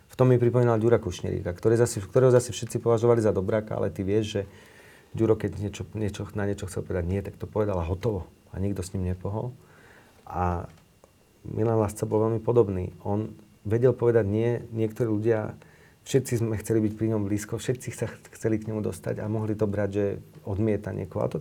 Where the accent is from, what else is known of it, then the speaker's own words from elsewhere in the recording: Slovakia; som sa narodil na Slovensku.